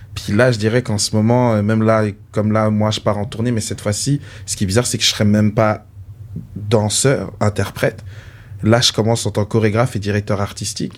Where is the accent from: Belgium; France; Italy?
France; Paris, Île-de-France; now in Canada; je viens, je viens de Paris, de la France.